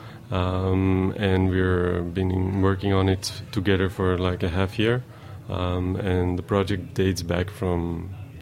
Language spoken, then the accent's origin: English; Antwerp, Flanders, Belgium; moved away as an adult; now in New York, United States; We are from Antwerp. It's not really a big town